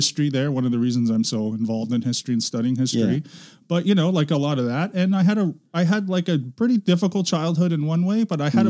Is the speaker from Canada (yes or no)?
yes; Markham, Ontario, Canada; moved away as an adult; also born or lived in North York, Toronto; I grew up in a suburb called Markham